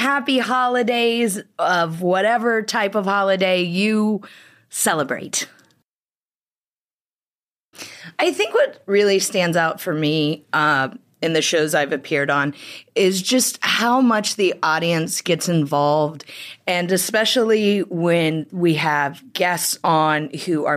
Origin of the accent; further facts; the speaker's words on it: United States; now in United Kingdom; an American who lives in Britain